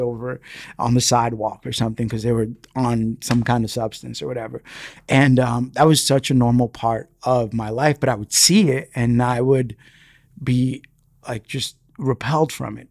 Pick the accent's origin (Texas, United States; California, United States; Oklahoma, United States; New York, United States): New York, United States; New York City; first language Spanish; English is a second language; grown up in the Bronx